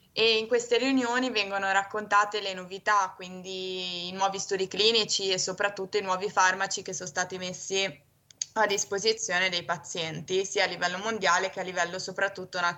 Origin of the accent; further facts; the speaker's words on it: Genoa, Liguria, Italy; ho 23 anni e sono di Genova.